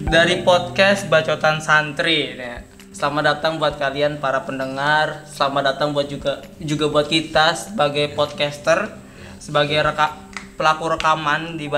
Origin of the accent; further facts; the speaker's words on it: Bekasi, West Java, Indonesia; accent: Bekasi; Uh, ya gue asli Bekasi besar di Bekasi jadi mungkin kalau lu denger suara gue atau denger logat logat gue ngomongannya orang Bekasi orang-orang Bekasi ya karena gue emang besarnya di Bekasi gitu